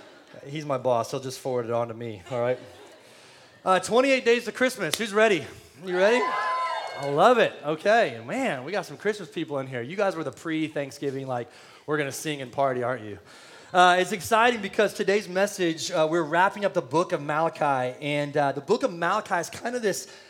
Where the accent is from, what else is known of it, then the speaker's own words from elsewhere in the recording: San Antonio, Texas, United States; now in Austin, United States; I'm from San Antonio